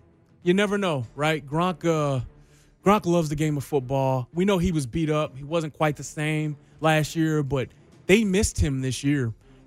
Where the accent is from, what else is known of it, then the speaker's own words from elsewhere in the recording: Detroit, Michigan, United States; now in Kansas City, United States; I grew up in Detroit, man.